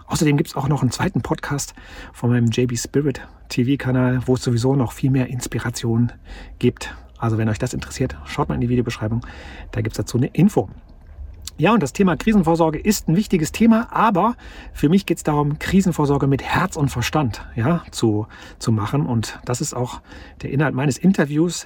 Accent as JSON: {"language": "German", "town": "Cologne", "region": "North Rhine-Westphalia", "country": "Germany", "moved": "yes", "said": "meine Eltern wohnen noch, äh, in Köln, wo ich herkomme"}